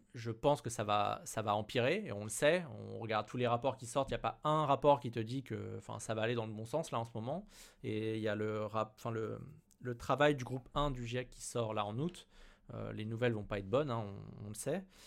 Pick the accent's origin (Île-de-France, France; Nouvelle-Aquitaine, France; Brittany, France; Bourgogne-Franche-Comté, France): Île-de-France, France; Paris; en tant que parisien